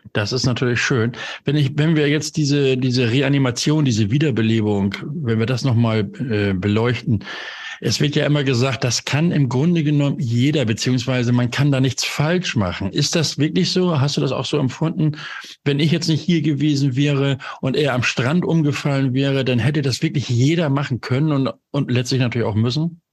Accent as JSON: {"language": "German", "region": "Hamburg", "country": "Germany", "tie": "born or raised there", "said": "Hamburg ist meine Geburtsstadt. Dort bin ich groß geworden."}